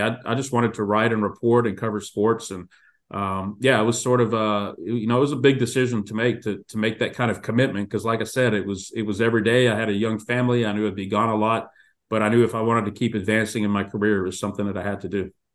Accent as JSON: {"language": "English", "town": "Houston", "region": "Texas", "country": "United States", "tie": "born or raised there", "said": "I grew up in Houston"}